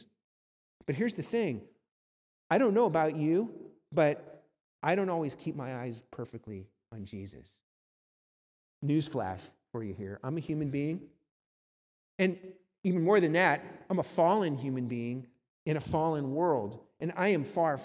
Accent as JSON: {"language": "English", "region": "Southern California", "country": "United States", "tie": "born or raised there", "also_born_or_lived": "Cleveland, Ohio", "said": "My family moved from Cleveland, Ohio to sunny Southern California"}